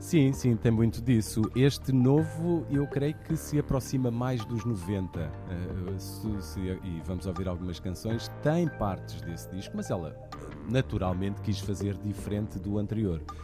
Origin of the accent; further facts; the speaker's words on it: Portugal; nós, acima de tudo, como portugueses